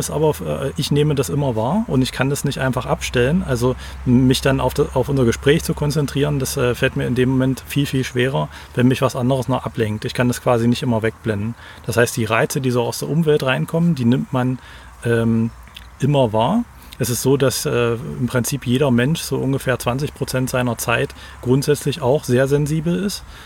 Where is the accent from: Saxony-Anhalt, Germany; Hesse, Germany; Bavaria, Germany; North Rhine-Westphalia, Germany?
Saxony-Anhalt, Germany; Magdeburg; now in Halle, Germany; Ich komme ursprünglich aus Magdeburg und mittlerweile, ich komme immer so ein Stück südlicher, bin mittlerweile in Halle gelandet